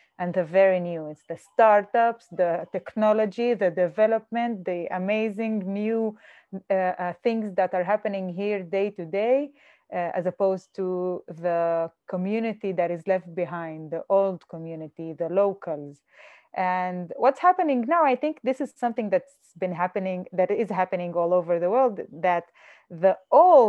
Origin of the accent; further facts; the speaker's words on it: Jaffa, Tel Aviv District, Israel; Jaffa, I am from Jaffa